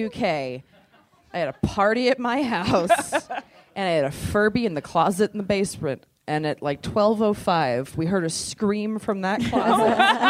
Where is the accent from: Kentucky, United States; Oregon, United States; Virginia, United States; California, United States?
California, United States; Yeah, we're from California.